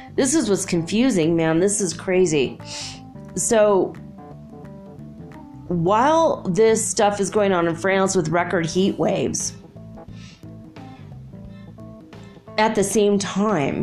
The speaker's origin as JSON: {"language": "English", "country": "United States", "moved": "as an adult", "lives_now": "Ecuador", "said": "I'm not actually German. I'm American. Hopefully Ecuadorian soon."}